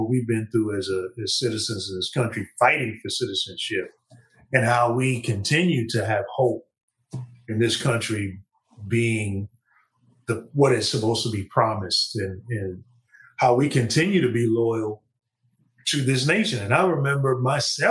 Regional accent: United States; in America and being an American and how, you know, our blood, sweat, and tears is tied to this land

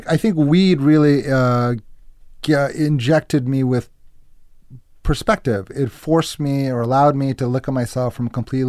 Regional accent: Newton, Massachusetts, United States; moved away as an adult; also born or lived in Israel / Binghamton, New York; I grew up in Newton.

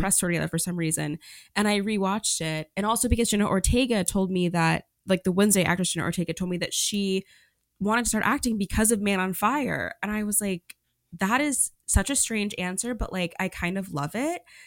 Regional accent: Oklahoma, United States; moved away; I'm from Oklahoma

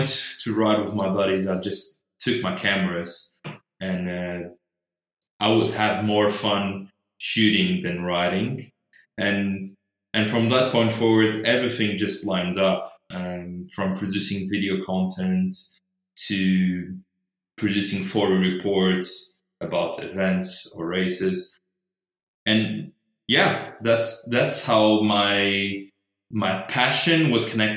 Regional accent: Madeira, Portugal; also born or lived in Porto; I was born and raised here in Madeira

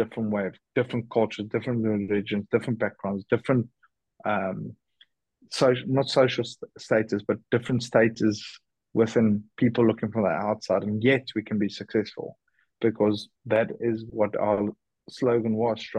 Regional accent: South Africa; being South African

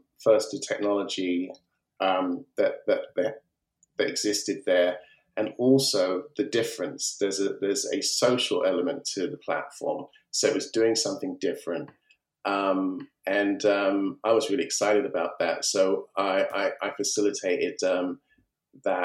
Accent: United Kingdom; I'm a British African, British Nigerian, if you like. My heritage is Nigerian

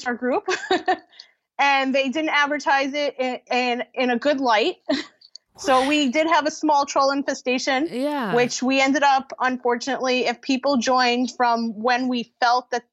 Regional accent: New York, United States; I'm from New York

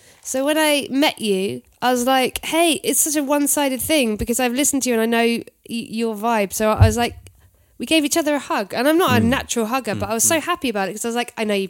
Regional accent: United Kingdom; we're British.

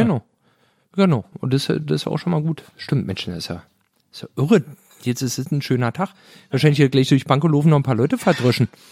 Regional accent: Berlin, Germany; ich bin aus Pankow

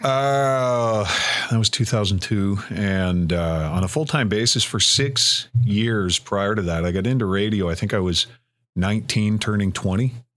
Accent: Cobourg, Ontario, Canada; I grew up in the Coburg area

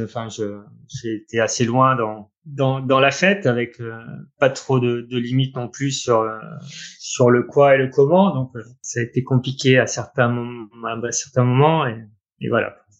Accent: Orne, Normandy, France; moved away as an adult; je suis né en Normandie, où j'y ai passé, euh, vingt-cinq ans quasiment. Euh, avec mon papa et ma maman, là-bas, on est en, à Bouillouse, dans une petite commune, euh, dans l'Orne

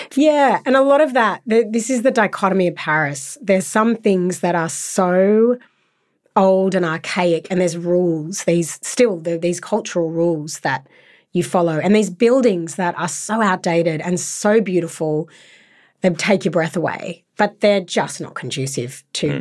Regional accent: Sydney, New South Wales, Australia; I was brought up in Sydney for most of my life

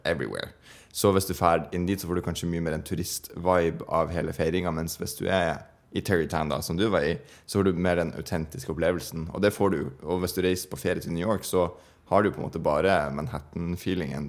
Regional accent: Bodø, Nordland, Norway; Bodø by, der jeg er fra

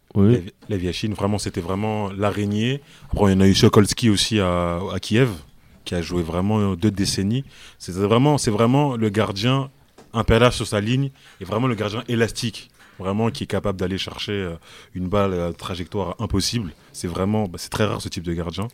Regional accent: France; En tant que Français

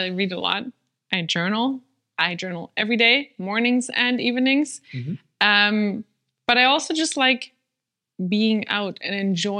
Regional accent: Germany; first language German; English is a second language; I'm German.

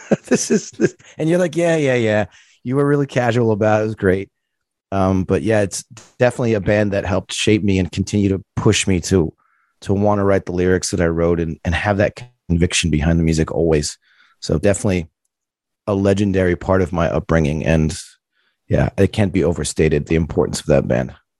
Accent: Providence, Rhode Island, United States; I grew up in Providence, Rhode Island

